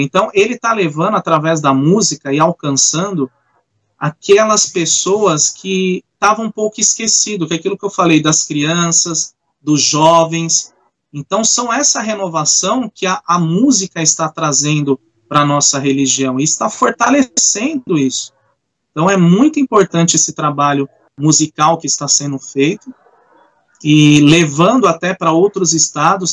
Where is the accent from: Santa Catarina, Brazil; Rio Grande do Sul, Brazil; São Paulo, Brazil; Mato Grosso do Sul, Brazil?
São Paulo, Brazil; São Bernardo do Campo; eu sou aqui de São Bernardo